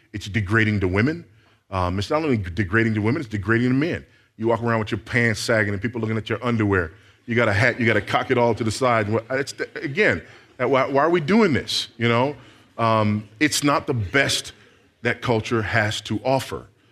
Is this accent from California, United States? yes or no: yes; Los Angeles, California, United States; I grew up in South Central Los Angeles.